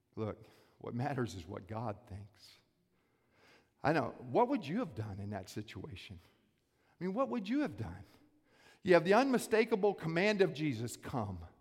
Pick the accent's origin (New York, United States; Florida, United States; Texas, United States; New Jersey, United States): Florida, United States; Lake Worth; I grew up in South Florida, Palm Beach County, a little place called Lake Worth